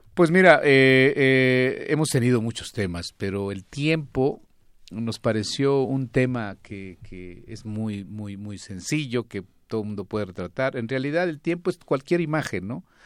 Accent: Zacatecas, Mexico; Yo soy de Zacatecas

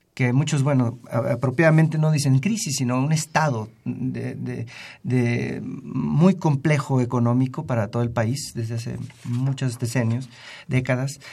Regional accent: Mexico; nosotros como ciudadanos mexicanos

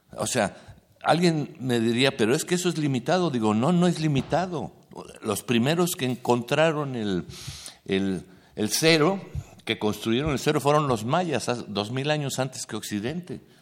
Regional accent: Mexico City, Mexico; Yo nací aquí, ¿no? He vivido aquí y no conozco el náhuatl

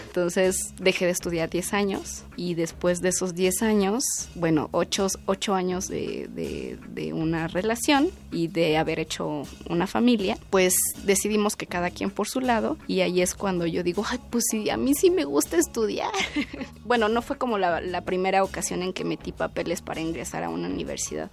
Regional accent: Mexico City, Mexico; Yo soy originaria de Milpa Alta, que es uno de los pueblos del sur de la Ciudad de México

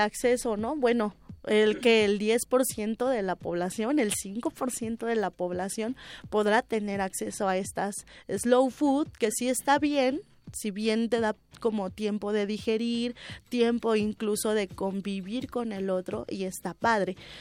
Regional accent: Mexico

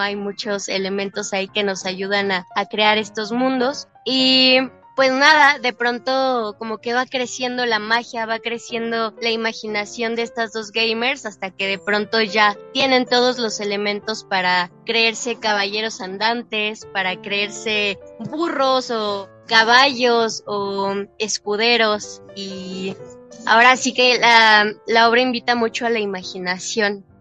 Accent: Mexico; somos dos niñas mexicanas queriendo ser españolas

